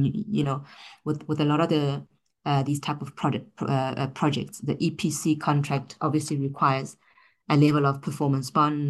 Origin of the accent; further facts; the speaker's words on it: South Africa; I think for us as a South African economy, you know, we've been primarily dependent on fossil fuel for many years.